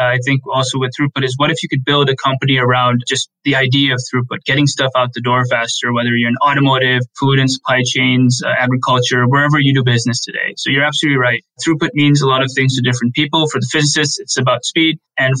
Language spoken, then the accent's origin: English; Allentown, Pennsylvania, United States; born there; So I was born in Allentown, Pennsylvania, which is part of the Lehigh Valley